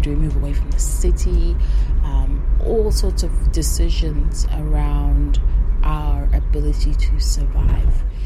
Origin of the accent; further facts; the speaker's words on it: Harare, Zimbabwe; now in Melbourne, Australia; I am a Karanga woman, born and raised in Harare, Zimbabwe, and now I'm living in so called Melbourne, Australia